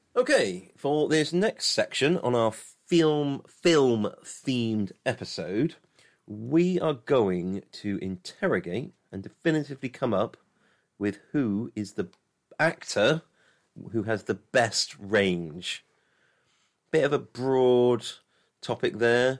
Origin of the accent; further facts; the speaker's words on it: England, United Kingdom; I'm a traditional Englishman